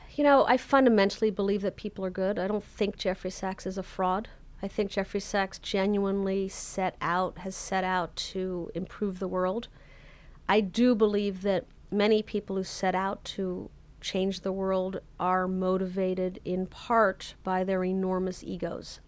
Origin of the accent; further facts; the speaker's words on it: Canada; moved away; I'm originally Canadian